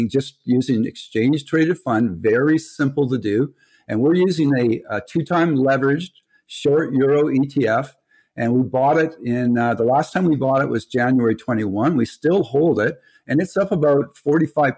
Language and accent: English; Canada; we're Canadian